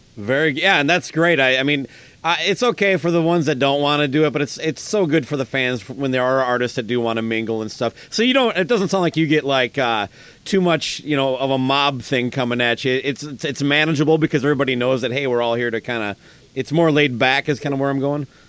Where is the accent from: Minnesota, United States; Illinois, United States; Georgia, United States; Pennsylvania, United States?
Minnesota, United States; Owatonna; my hometown, Owatonna, Minnesota